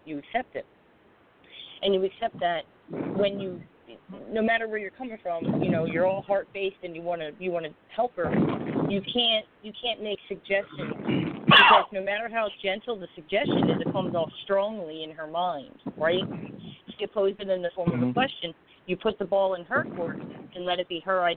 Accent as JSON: {"language": "English", "town": "Philadelphia", "region": "Pennsylvania", "country": "United States", "said": "I'm from South Philly."}